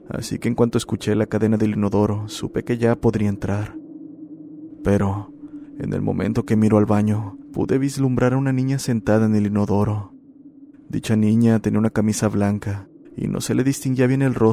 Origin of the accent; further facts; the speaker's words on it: Paraguay; soy de Paraguay. Este es mi relato.